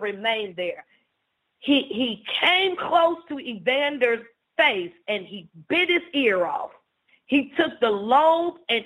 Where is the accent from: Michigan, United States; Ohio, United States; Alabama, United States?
Ohio, United States; Cincinnati; I am from Cincinnati, Ohio